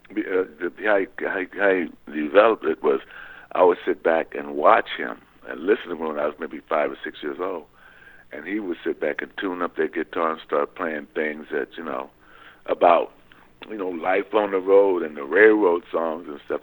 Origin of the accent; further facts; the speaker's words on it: San Pedro, California, United States; I was born in San Pedro, California.